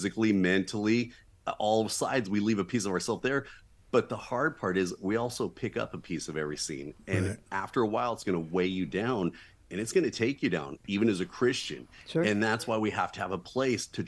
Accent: Southern California, United States; born and raised in Southern California

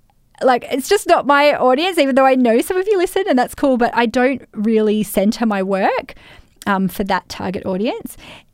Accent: Australia; this is a double layer of being in the construction industry, being a man and being Australian.

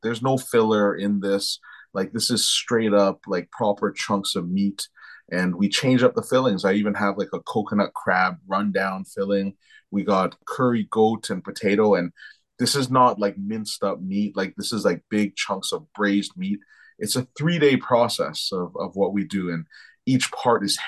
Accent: Toronto, Ontario, Canada; also born or lived in France; I was raised in Toronto. I grew up in Toronto

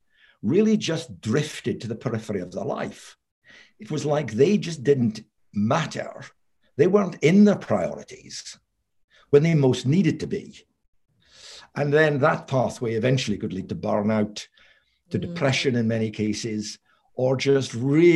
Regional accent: Scotland, United Kingdom; moved away as an adult; also born or lived in Aberdeen / London; I'm Scottish. I came down from Aberdeen University to work in London

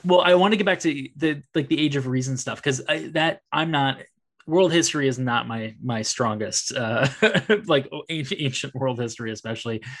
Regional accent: Bay Area, California, United States; I grew up in the Bay Area

